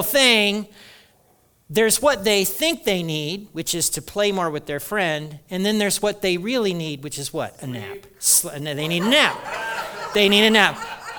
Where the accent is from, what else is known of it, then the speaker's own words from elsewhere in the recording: Hartford City, Indiana, United States; my house growing up in Hartford City, Indiana